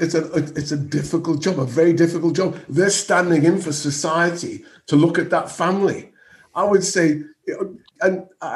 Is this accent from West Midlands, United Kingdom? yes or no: yes; Birmingham, West Midlands, United Kingdom; accent: Birmingham; I'm the least intelligent, you know, in the same box as people from Birmingham, that's my Birmingham accent.